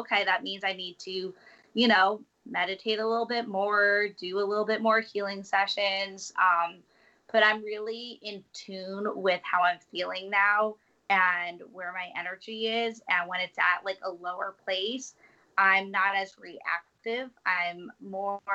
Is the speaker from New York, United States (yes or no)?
yes; New York City, New York, United States; I'm a New Yorker